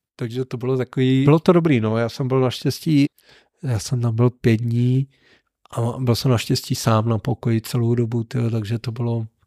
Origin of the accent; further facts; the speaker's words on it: Neratovice, Central Bohemian Region, Czechia; also born or lived in Mělník; já jsem byl z Neratovice